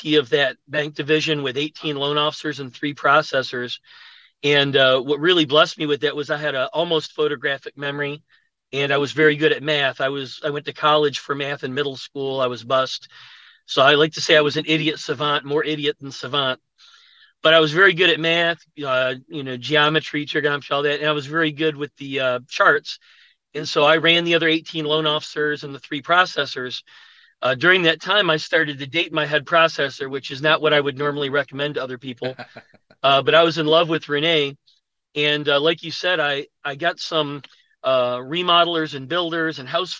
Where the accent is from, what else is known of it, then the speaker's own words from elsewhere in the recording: Buffalo, New York, United States; moved away as an adult; now in Atlanta, United States; I'm from Buffalo, New York. I went to college there